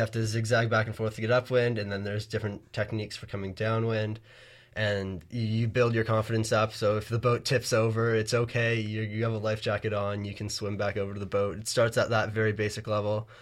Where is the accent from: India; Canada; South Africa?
Canada; Bronte, Ontario; I'm from Bronte, Ontario